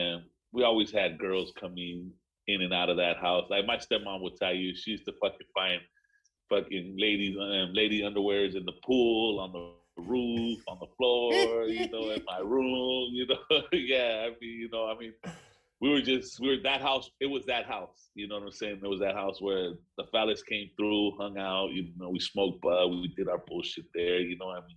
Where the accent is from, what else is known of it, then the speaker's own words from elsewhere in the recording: Long Beach, California, United States; also born or lived in South Central Los Angeles; my teen years, I grew up in Long Beach.